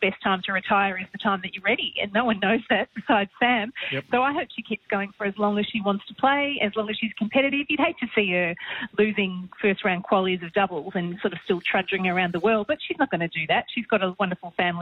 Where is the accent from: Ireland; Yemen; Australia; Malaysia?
Australia; being Australian